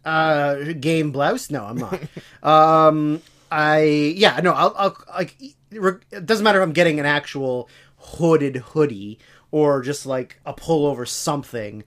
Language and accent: English; Canada; growing up as a Canadian